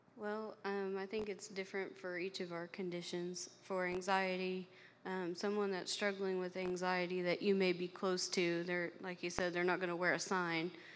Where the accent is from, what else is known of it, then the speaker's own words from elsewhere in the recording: Flat Rock, Indiana, United States; also born or lived in Knoxville, Tennessee; I was I was born um, and raised in Flat Rock, Indiana, so not too far from here.